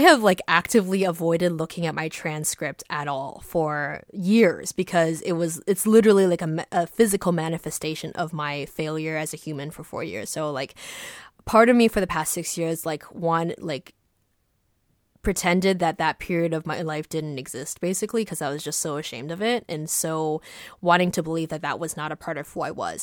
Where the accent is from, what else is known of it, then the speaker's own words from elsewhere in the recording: East Coast, United States; I grew up on the East Coast